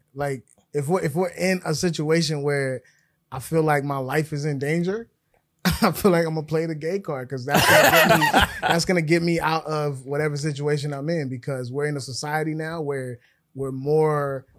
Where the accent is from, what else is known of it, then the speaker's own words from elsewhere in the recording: Minnesota, United States; I'm from Minnesota.